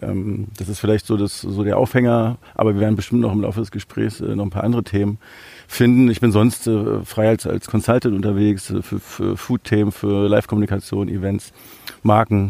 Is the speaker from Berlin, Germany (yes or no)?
yes; Berlin, Germany; ich bin äh, in Berlin aufgewachsen